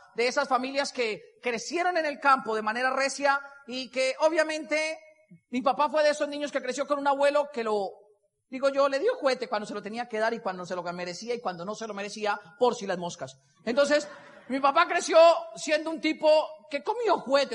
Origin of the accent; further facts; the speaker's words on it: Boyacá, Colombia; moved away; also born or lived in Bogotá; Soy boyacense de pura raza. Soy de esos boyacenses de cepa, cepa, cepa, de esos que en algún momento se les coloreteó acá. Y crecí con toda la crianza boyacense